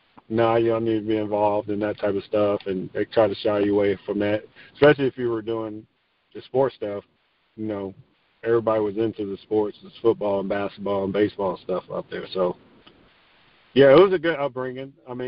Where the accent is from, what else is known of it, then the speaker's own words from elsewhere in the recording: Garfield Heights, Ohio, United States; Garfield was pretty much, everybody knows Cleveland, Ohio. So it was a suburb of Cleveland, Ohio.